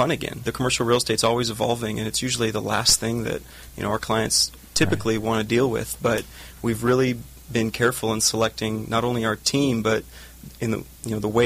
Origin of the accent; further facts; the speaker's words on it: Phoenix, Arizona, United States; moved away as an adult; also born or lived in California; born and raised in Phoenix, Arizona